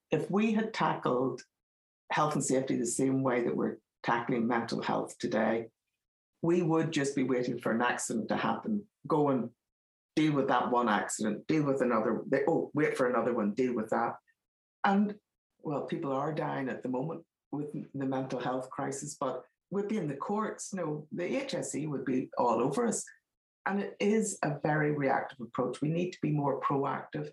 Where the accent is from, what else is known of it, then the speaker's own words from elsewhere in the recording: Northern Ireland, United Kingdom; accent: Northern Ireland; moved away; I'm from Northern Ireland, as my accent gives me away